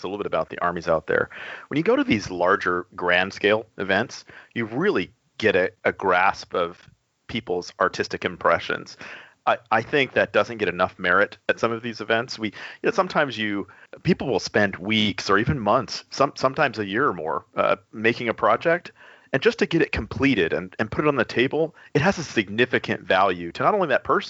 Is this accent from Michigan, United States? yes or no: no; Texas, United States; I'm from Texas